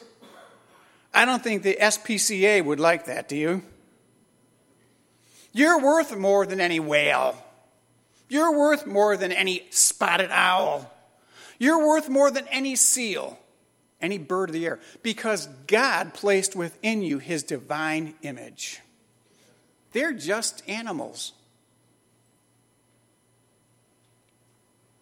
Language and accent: English; Chicago, Illinois, United States; As a kid growing up in Chicago, I grew up in a lower middle class home in Chicago.